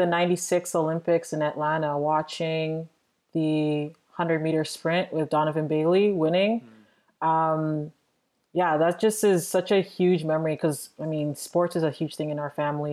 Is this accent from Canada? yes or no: yes; Toronto, Ontario, Canada; I'm from Toronto, Ontario, Canada